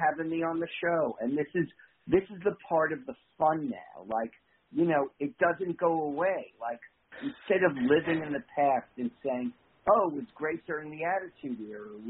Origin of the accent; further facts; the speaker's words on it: New York, United States; accent: New York; my New York accent